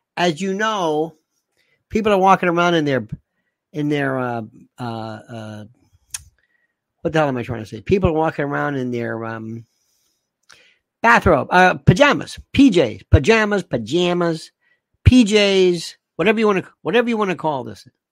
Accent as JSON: {"language": "English", "area": "the South", "region": "Florida", "country": "United States", "tie": "born or raised there", "also_born_or_lived": "Northeast US", "moved": "yes", "said": "I loved when I was in growing up in the South, uh, and people think Florida"}